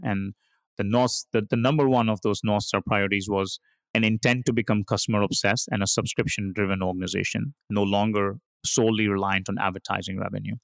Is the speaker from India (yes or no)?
yes; India; moved away; I started my career, uh, as an engineer growing up in India